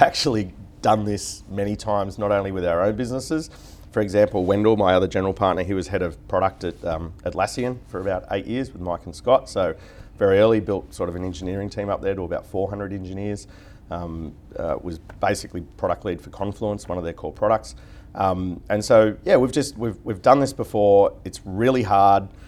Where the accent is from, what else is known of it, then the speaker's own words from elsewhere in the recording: Newcastle, New South Wales, Australia; moved away as an adult; now in Sydney, Australia; I was from Newcastle originally and just did my university up there